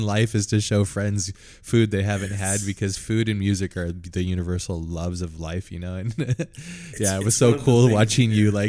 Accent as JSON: {"language": "English", "country": "United States", "said": "I just love the texture of being an English speaker and an American."}